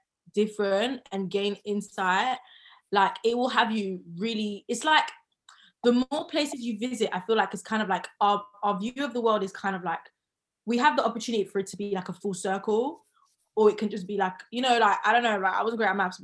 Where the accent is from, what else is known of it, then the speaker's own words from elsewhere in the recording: London, United Kingdom; Southeast London. I'm a Southside babe, no matter